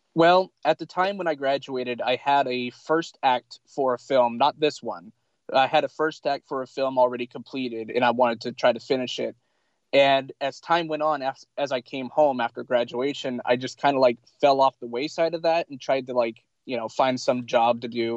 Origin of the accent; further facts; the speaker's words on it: Pendleton, Oregon, United States; also born or lived in Lincoln City, Oregon / Eugene, Oregon; I was born in Lincoln City, Oregon, and for 22 years of my life, mostly I've lived in in Pendleton